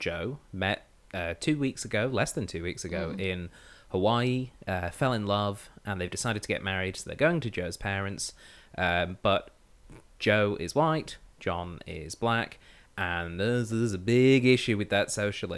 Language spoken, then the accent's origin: English; Australia; we're Australian